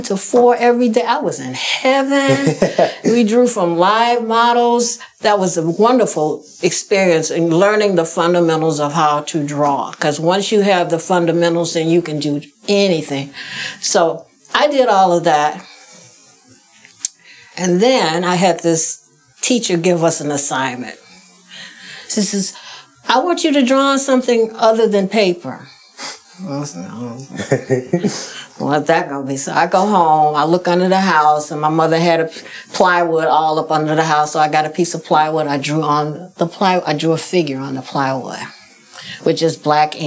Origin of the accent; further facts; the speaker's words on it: Chicago, Illinois, United States; I grew up in Chicago, south side of Chicago, right down the street from White Sox Park